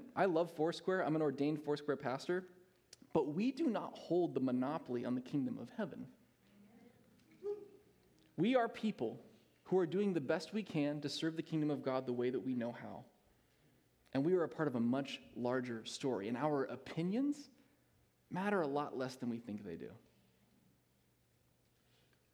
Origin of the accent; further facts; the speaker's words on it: United States; as an American church